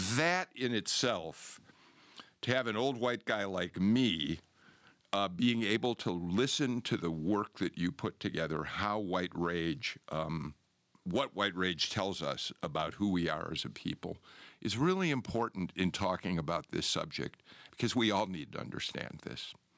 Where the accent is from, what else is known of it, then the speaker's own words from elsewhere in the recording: Chicago, Illinois, United States; moved away as an adult; now in Georgia, United States; I'm a Chicagoan by birth, but I've been here since nineteen eighty-three